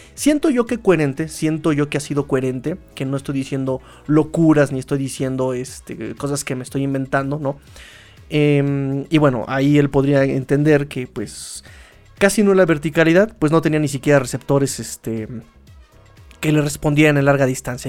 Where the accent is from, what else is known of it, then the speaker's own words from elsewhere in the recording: Mexico City, Mexico; accent: chilango; chilango se le dice a los que somos oriundos de aquí, de la Ciudad de México